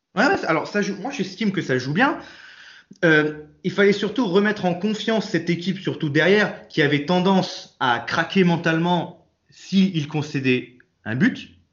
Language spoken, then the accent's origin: French; Nice, Provence-Alpes-Côte d'Azur, France; je suis né à Nice